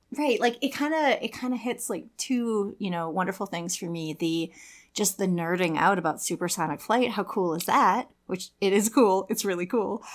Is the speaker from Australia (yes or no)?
no; Saint Paul, Minnesota, United States; I live in Minneapolis 'cause I grew up in Saint Paul